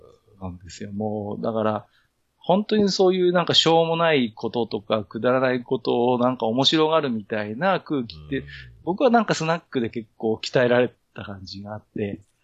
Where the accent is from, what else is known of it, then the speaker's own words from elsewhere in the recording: Tohoku, Japan; moved away as an adult; also born or lived in Tokyo; 東京に10年以上住んでましたけど、あの、あのね、東北出身